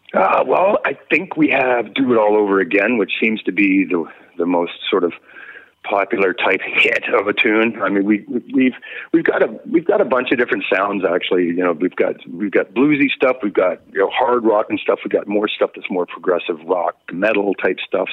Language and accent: English; Victoria, British Columbia, Canada; also born or lived in North Vancouver; I was born in North Vancouver, but I came up in the Victoria scene